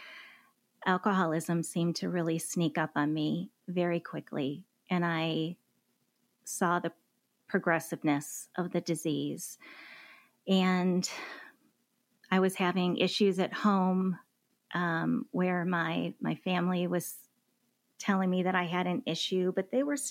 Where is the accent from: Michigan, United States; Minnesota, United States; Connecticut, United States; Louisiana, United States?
Michigan, United States; moved away as an adult; now in Dallas, United States; I was born and raised in Michigan